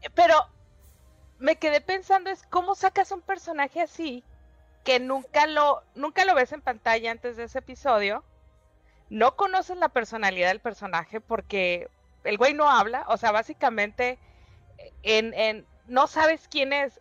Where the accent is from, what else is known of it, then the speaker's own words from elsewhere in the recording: Tijuana, Baja California, Mexico; also born or lived in San Diego; now in Mexicali, Mexico; Estoy en Mexicali, pero crecí en Tijuana. Crecí entre Tijuana y San Diego